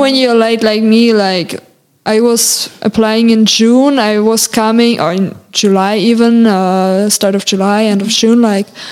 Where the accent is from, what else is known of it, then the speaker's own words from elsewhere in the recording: Germany; English is a second language; moved away as an adult; now in France; as a German person